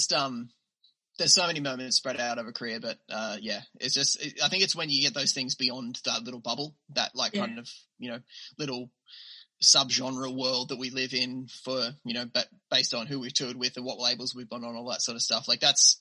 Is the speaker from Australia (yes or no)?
yes; Australia; accent: Australian